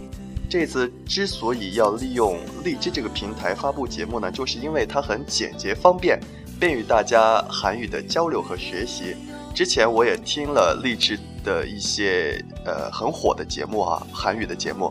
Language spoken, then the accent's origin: Chinese; China; 学韩语的话，对我们中国人来说还是呃比较容易的一种语言。